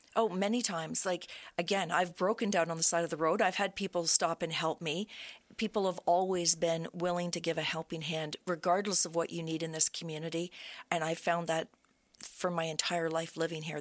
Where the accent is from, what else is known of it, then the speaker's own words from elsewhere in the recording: Brockville, Ontario, Canada; I was born in Brockville. I was raised in the area, and I've always loved Brockville.